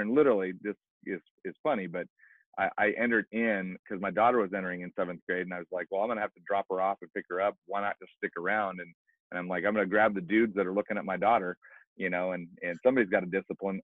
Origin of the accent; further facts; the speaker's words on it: Pacific Northwest, United States; I grew up in the Pacific Northwest, not knowing Jesus